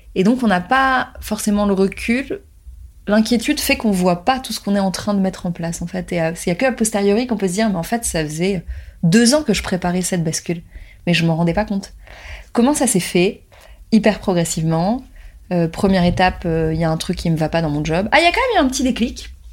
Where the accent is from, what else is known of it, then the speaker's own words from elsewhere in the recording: Paris, Île-de-France, France; Je suis née à Paris, j'ai grandi en France, et mes parents sont nés en Tunisie